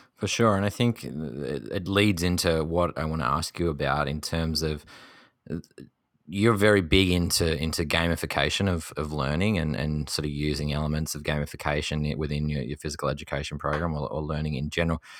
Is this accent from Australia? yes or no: yes; Tasmania, Australia; my home state of Tasmania